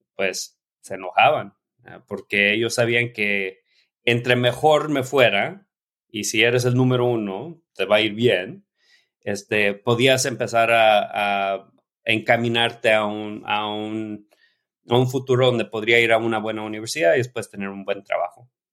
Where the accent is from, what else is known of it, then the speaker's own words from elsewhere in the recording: Oxnard, California, United States; Oficialmente soy México-americano, nací en Estados Unidos, en el sur de California. Mis padres trabajaron en el campo, entonces cuando estaban aquí trabajando en Oxnard, piscando limones, ahí, nací